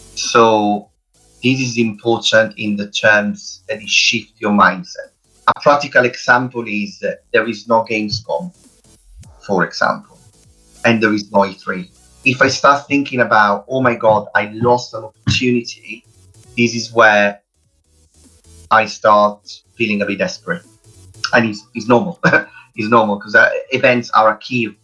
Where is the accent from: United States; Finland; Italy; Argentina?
Italy; accent: Italian; English is a second language; moved away as an adult; now in United Kingdom; as you hear my Italian accent uh, is quite strong. I live in the UK since 2006